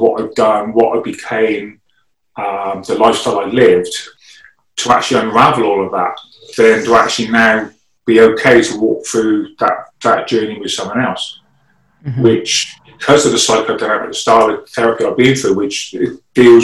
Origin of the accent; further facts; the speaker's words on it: England, United Kingdom; first language English; I speak English because I was born in England